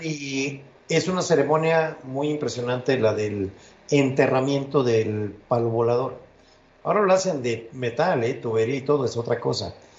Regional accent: near Papantla, Veracruz, Mexico; mi, eh, tierra, donde yo, por, donde yo nací, más al norte. Eso es en Papantla, Veracruz

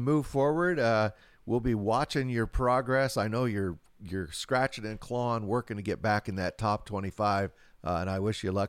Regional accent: West Coast, United States; I'm from the West Coast.

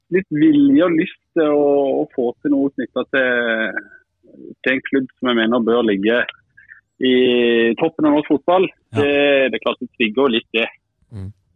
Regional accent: Kristiansand, Sørlandet, Norway; moved away; Som sørlending

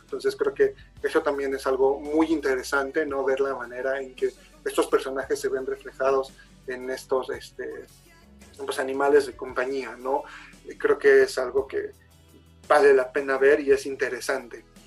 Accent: Mexico

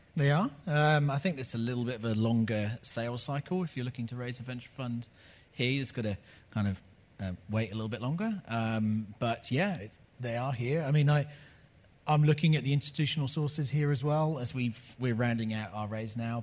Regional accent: United Kingdom; also born or lived in Los Angeles, United States; now in New Zealand; I, am not an American, I'm a British person. I lived in Los Angeles for 10 years.

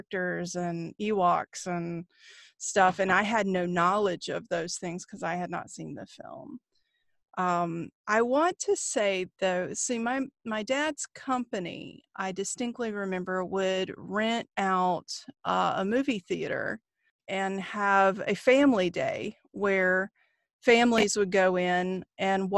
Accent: North Carolina, United States; Growing up in North Carolina

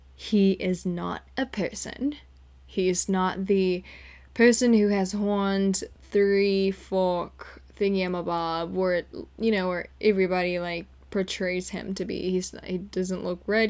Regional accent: Jakarta, Indonesia; moved away as an adult; now in California, United States; I grew up in Jakarta, Indonesia

